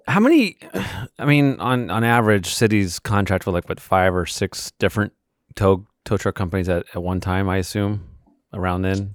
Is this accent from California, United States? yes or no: yes; California, United States; as a Californian